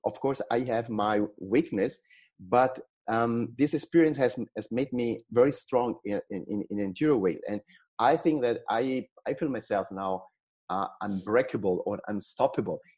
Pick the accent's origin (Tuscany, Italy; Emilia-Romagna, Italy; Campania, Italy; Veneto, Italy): Tuscany, Italy; I was born in Italy in a in a small village on on the sea in Tuscany